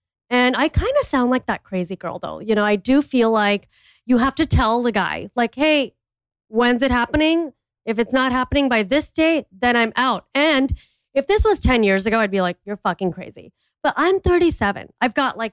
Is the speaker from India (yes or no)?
yes; India; I'm an Indian entrepreneur